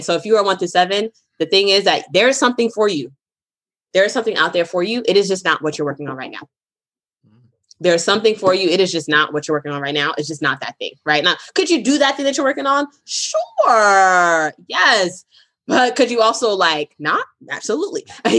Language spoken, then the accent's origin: English; Brooklyn, New York, United States; also born or lived in Boston, Massachusetts; I am from Brooklyn, New York and Boston, Massachusetts.